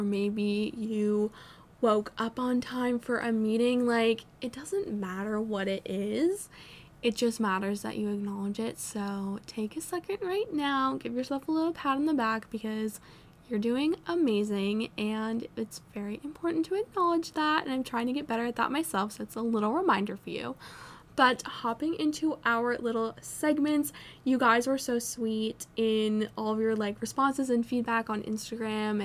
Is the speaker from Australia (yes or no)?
no; Vermont, United States; moved away as an adult; now in North Carolina, United States; I'm an out-of-state student. I'm from Vermont